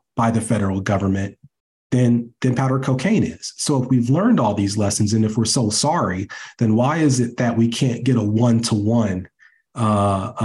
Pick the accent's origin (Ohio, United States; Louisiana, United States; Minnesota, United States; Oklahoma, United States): Ohio, United States; accent: Ohio; my Ohio accent is coming back.